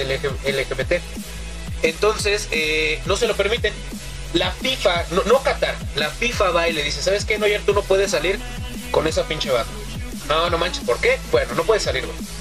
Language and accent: Spanish; Mexico City, Mexico; de la agrícola oriental